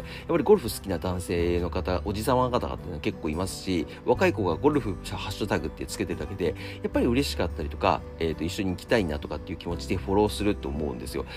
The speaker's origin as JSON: {"language": "Japanese", "region": "Akita", "country": "Japan", "tie": "born or raised there", "said": "僕、秋田県出身ですよ"}